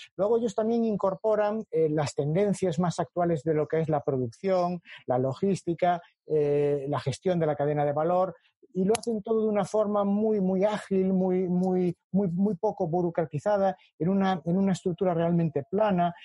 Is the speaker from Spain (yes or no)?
yes; A Coruña, Galicia, Spain; A Coruña es mi, ciudad. Eh, eh, nací en Coruña y soy profesor en su universidad